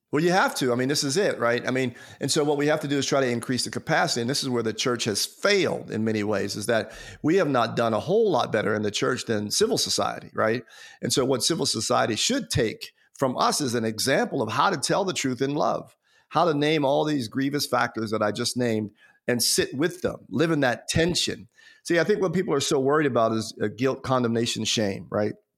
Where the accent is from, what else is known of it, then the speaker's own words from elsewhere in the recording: United States; as an American citizen. So even though, even though I'm an African American, uh, because I live in America